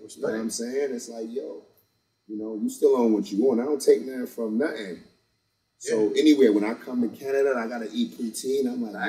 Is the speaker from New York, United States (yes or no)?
yes; Brooklyn, New York, United States; So growing up in Brownsville, it was family. It was a lot of times where things was just like uncontrollable as a kid.